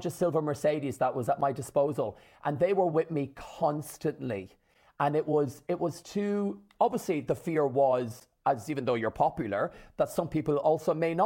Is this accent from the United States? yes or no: no; Ireland; my mom, my dad, and my six sisters in rural Ireland, an hour from Dublin, in the country